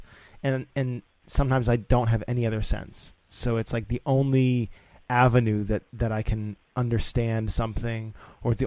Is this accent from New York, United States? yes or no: no; Winchester, Massachusetts, United States; I grew up in Winchester, Mass.